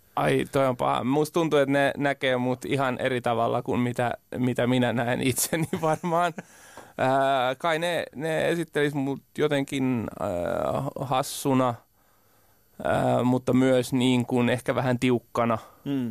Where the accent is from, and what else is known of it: Parainen, Southwest Finland, Finland